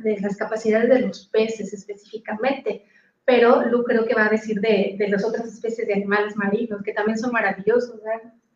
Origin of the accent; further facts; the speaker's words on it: Mexico City, Mexico; now in Cancún, Mexico; vivo en la ciudad de Cancún, pero soy original de la Ciudad de México.